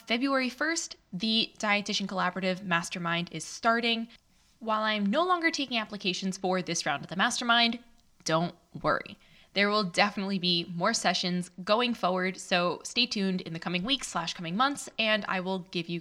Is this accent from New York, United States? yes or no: yes; New York City, New York, United States; I'm OG from Astoria